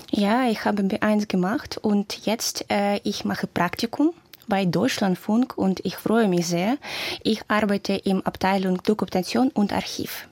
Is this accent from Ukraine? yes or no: yes; Kharkiv, Kharkiv Oblast, Ukraine; German is a second language; moved away as an adult; also born or lived in Luhansk, Ukraine; now in Cologne, Germany; ich komme aus der Ukraine, das Stadt Kharkiv, ja. Mhm, mhm. Aber ich bin in Lugansk geboren